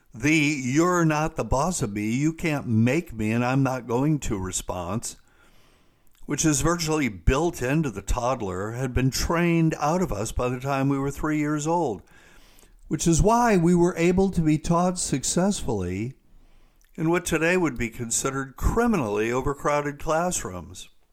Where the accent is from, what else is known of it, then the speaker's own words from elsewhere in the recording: South Carolina, United States; my home state of South Carolina